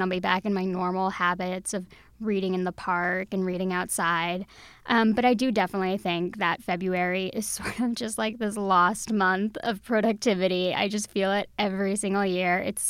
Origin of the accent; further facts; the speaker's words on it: Texas, United States; I love reading in the park. I'm from Texas.